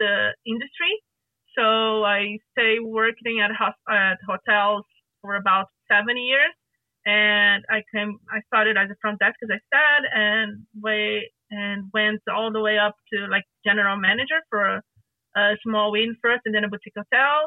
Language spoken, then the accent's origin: English; Rio de Janeiro, Brazil; moved away; I don't live in Rio de Janeiro right now, but I am from Rio de Janeiro.